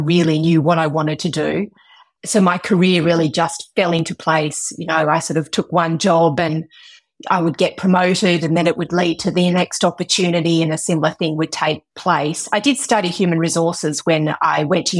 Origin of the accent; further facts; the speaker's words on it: Western Australia, Australia; I was born and bred in Western Australia